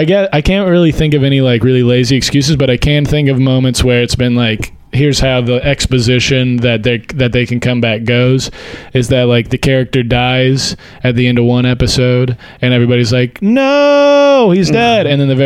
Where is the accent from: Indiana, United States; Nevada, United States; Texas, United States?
Texas, United States; Port Neches; I'm from Port Neches, Texas, which is just outside of Port Arthur